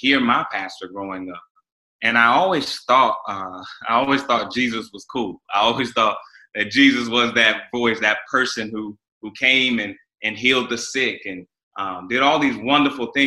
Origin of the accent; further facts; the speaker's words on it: Raleigh, North Carolina, United States; I grew up in Raleigh, North Carolina. I'm a Southerner